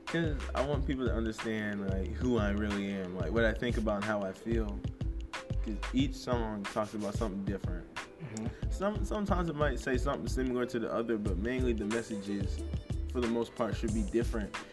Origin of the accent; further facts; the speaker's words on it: Fayetteville, United States; also born or lived in Plainfield, New Jersey; I was born in Plainfield, New Jersey, and I moved to um, Fayetteville when I was five, and I grew up here.